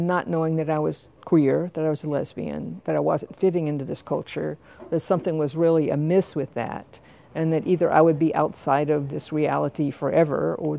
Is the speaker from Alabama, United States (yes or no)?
yes; Tuskegee, Alabama, United States; moved away; I was born in Alabama in 1949 into what is politely described as a conservative family.